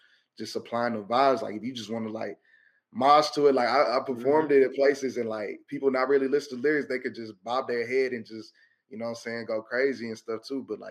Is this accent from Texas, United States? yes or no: yes; Houston, Texas, United States; I'm a kid from Houston.